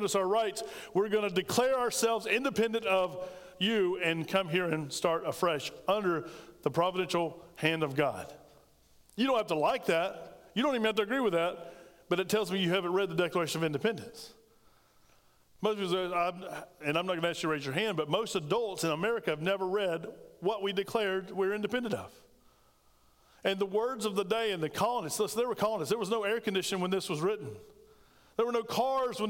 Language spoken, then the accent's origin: English; United States; as an American